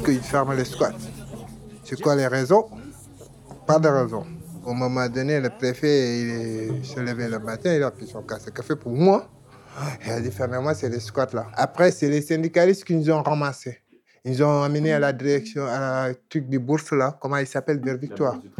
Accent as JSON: {"language": "French", "country": "Côte d’Ivoire", "moved": "yes", "lives_now": "Bordeaux, France", "said": "je viens de Côte d'Ivoire"}